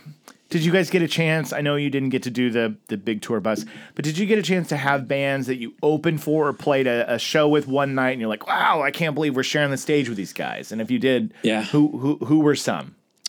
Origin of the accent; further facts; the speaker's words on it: Oklahoma, United States; also born or lived in Chicago suburbs, Illinois; now in Los Angeles, United States; I moved here in 2001.